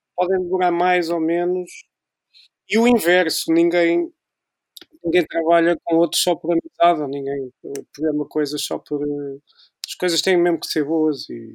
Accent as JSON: {"language": "Portuguese", "town": "Tomar", "region": "Centro", "country": "Portugal", "said": "eu sou de Tomar"}